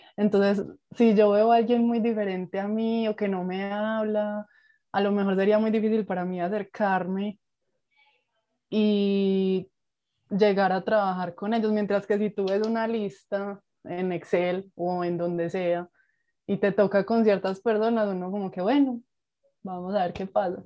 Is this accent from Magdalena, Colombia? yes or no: no; Medellín, Antioquia, Colombia; estudié en la ciudad de Medellín, de donde soy eh, originaria